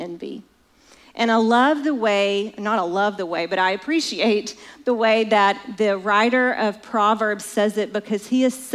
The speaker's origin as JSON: {"language": "English", "region": "Alabama", "country": "United States", "said": "I'm from Alabama"}